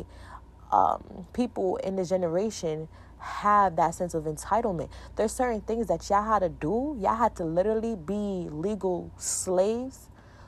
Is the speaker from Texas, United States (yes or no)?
no; New York, United States; I'm from New York